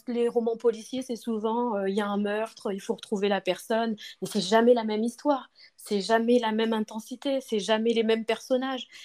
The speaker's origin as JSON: {"language": "French", "area": "Paris region", "region": "Île-de-France", "country": "France", "said": "Alors moi je viens du... de région parisienne, j'habite en région parisienne et donc je vis en France."}